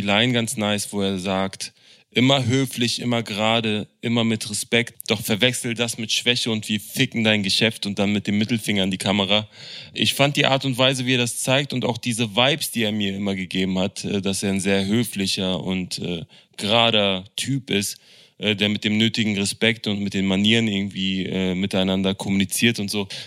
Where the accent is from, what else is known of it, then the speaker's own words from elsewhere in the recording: Berlin, Germany; als Berliner